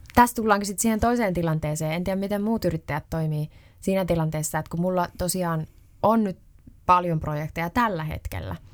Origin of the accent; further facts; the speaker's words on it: Ostrobothnia, Finland; mä oon Pohjanmaalta